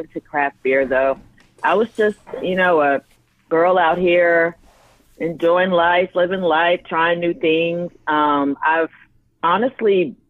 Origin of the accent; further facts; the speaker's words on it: Decatur, Georgia, United States; I'm a Southerner. I'm from Atlanta. Grew up in Decatur, which is on the east side of Atlanta